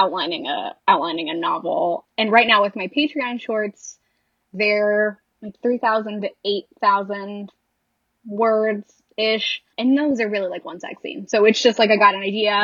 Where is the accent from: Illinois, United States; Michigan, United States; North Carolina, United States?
Michigan, United States; Lansing; I grew up in Michigan